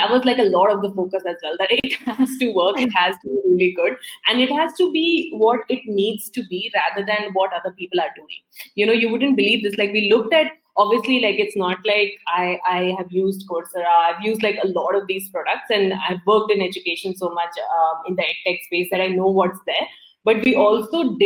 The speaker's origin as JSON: {"language": "English", "country": "India", "tie": "born or raised there", "moved": "yes", "said": "growing up in India"}